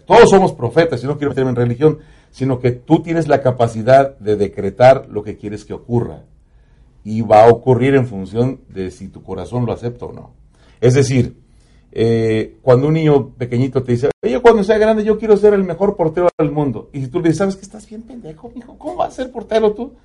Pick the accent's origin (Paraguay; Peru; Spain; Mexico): Mexico; Zaragoza, Puebla; moved away as an adult; now in Dallas, United States; A los 16 años me invita a un grupo de mi pueblo que se llaman los Black Six